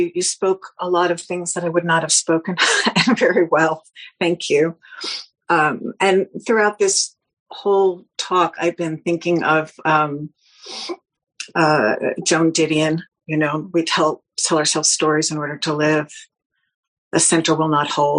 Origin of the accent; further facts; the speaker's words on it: New York, United States; I'm a New Yorker